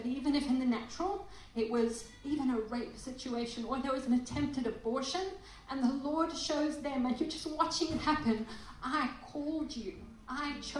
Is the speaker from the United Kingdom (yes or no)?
no; Selebi-Phikwe, Botswana; now in Perth, Australia; I was a little girl in Africa in Salipi Pikwi